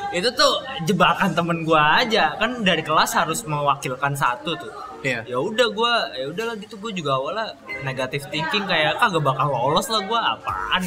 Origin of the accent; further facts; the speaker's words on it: Betawi, Jakarta, Indonesia; gua orang Betawi